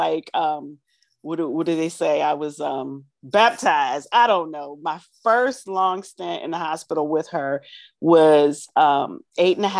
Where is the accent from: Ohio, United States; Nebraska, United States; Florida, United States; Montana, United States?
Ohio, United States; Lorain; I am from Lorain, Ohio, Northeast Ohio.